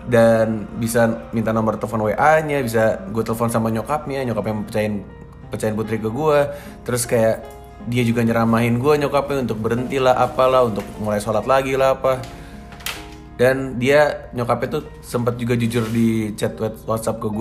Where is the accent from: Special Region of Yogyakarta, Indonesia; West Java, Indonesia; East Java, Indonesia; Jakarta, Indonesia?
Jakarta, Indonesia; susah banget dari awal yang gak suka sama gue karena cuma karena gue orang Jakarta doang.